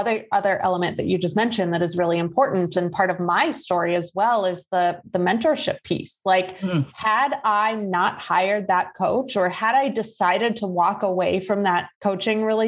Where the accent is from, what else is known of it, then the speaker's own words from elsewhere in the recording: Midwest, United States; I grew up in the Midwest. So like I, you know, my hometown was surrounded by cornfields.